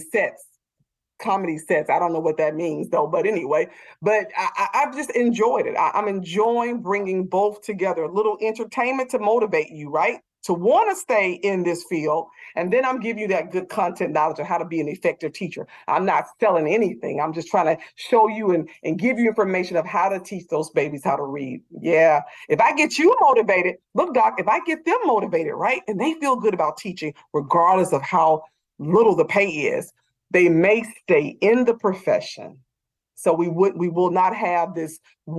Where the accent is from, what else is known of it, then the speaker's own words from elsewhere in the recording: the South, United States; I'm from the South